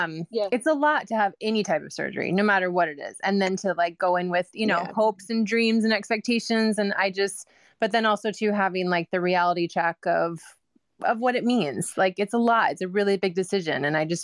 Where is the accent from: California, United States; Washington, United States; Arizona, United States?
Washington, United States; Vancouver; I'm Pacific Northwest. I'm from Vancouver